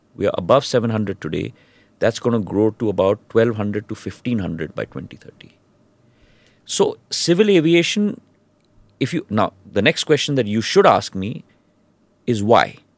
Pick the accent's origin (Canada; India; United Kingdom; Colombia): India; Mumbai, Maharashtra; moved away; also born or lived in Madhya Pradesh; I was a, uh, a schoolboy in Bombay